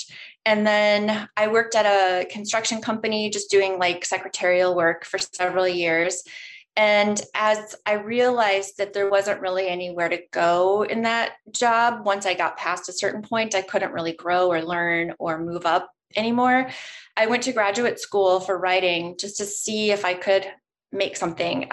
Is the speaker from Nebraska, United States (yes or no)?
yes; Nebraska, United States; moved away as an adult; now in Minnesota, United States; I grew up in Nebraska for most of my life, and then I moved to Minnesota for college and ended up staying here